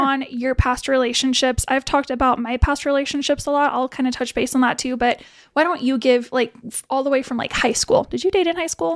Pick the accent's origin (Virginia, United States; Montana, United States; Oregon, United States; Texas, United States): Montana, United States; Billings; I'm from Billings-ish